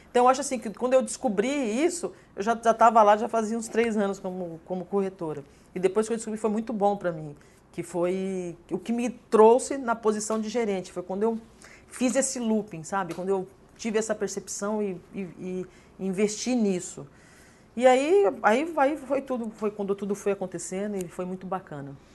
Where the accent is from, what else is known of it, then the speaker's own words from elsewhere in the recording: São Paulo, Brazil; moved away as an adult; now in Porto Alegre, Brazil; eu vim de São Paulo, sou paulista, vim para cá